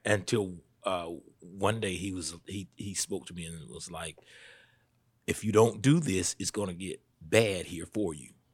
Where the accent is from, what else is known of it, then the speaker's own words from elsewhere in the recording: Statesboro, Georgia, United States; I was born right here in Statesboro. I've been here for, mm, forty-nine years